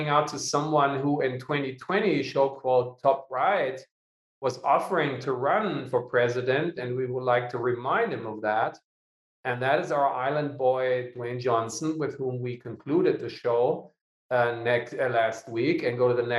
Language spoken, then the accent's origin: English; Lower Saxony, Germany; Annalena Baerbock, is also from my hometown